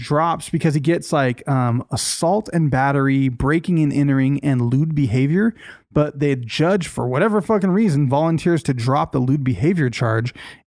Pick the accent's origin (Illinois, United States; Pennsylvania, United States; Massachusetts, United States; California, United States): Massachusetts, United States; Boston; Yeah. I'm a Bostonian.